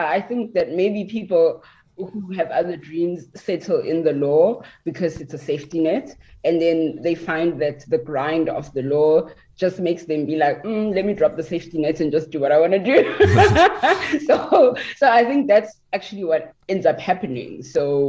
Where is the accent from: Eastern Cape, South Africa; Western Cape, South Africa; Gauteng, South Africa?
Gauteng, South Africa; Centurion; moved away as an adult; also born or lived in Tembisa, South Africa; now in Beijing, China; I am from Pretoria. I grew up for the first 10 years of my life in the East Rand in Johannesburg in Tembisa, and then we moved